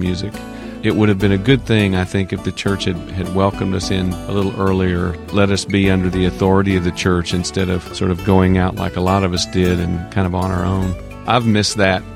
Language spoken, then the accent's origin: English; Nashville, Tennessee, United States; I grew up in a part of town where everybody played, North Nashville.